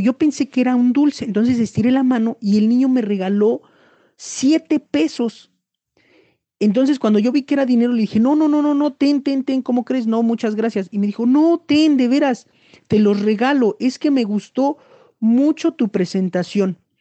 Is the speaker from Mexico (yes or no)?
yes; Mexico; Soy de México